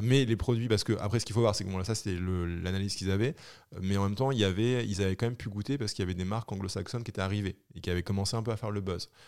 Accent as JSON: {"language": "French", "region": "Normandy", "country": "France", "also_born_or_lived": "Brittany", "said": "je suis normand, j'ai fait mes études en Bretagne"}